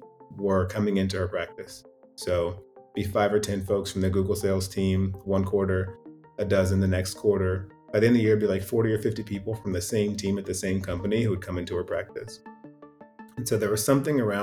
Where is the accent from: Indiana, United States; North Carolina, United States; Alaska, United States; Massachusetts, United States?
Indiana, United States; also born or lived in Lexington, Kentucky; I was born in Lexington, Kentucky, moved to Indiana when I was in third grade, 8 years old. And so when I think about where I grew up, it was Indiana.